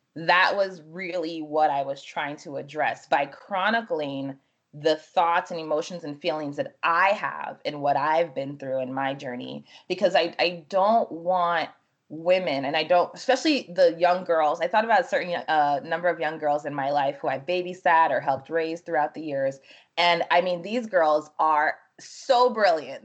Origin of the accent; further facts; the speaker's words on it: New Jersey, United States; also born or lived in Freetown, Sierra Leone; my family came here when I was five going on six, and we settled in New Jersey. So I grew up in New Jersey